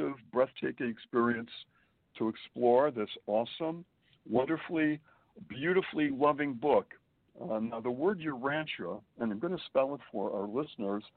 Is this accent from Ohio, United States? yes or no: no; Springfield, Massachusetts, United States; moved away as an adult; also born or lived in Boston, Massachusetts; now in Manhattan, United States; I was born and raised in New England, Springfield, Massachusetts, to be precise